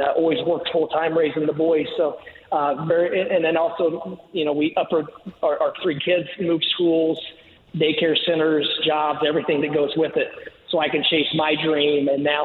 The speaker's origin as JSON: {"language": "English", "area": "Greene County and the Bloomington area", "region": "Indiana", "country": "United States", "tie": "born or raised there", "moved": "yes", "lives_now": "South Florida, United States", "said": "growing up in Greene County and the Bloomington area"}